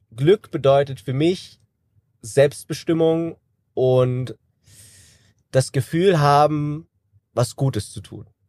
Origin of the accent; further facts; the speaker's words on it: Kassel, Hesse, Germany; Ich bin 33 Jahre alt, gebürtiger Kassler